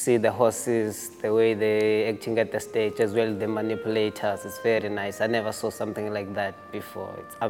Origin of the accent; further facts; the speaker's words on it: Cape Town, Western Cape, South Africa; from South Africa and Cape Town.